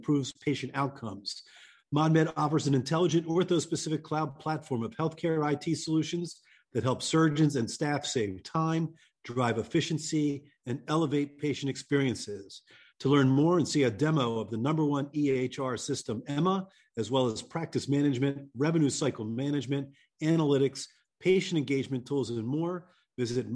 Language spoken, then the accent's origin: English; Baltimore, Maryland, United States; my hometown in Baltimore, Maryland